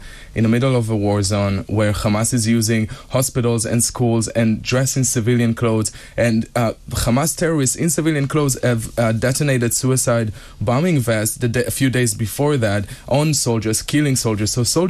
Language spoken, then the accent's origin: English; Petah Tikva, Central District, Israel; Yeah, I grew up in Petah Tikva. It's a small city outside of Tel Aviv.